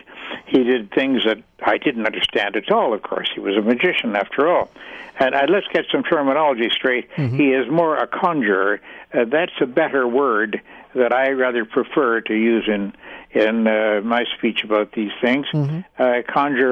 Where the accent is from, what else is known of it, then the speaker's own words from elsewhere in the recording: Canada; I was born and raised in Canada